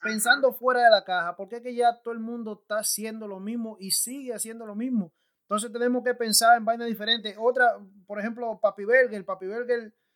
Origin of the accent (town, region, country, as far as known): San Pedro de Macorís, Dominican Republic